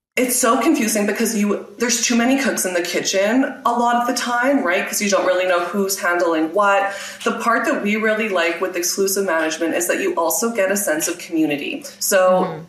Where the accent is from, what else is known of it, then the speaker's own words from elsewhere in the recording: Regina, Saskatchewan, Canada; So I am based in Regina, Saskatchewan, which is in Canada. And I was born here, raised here, and I'm still here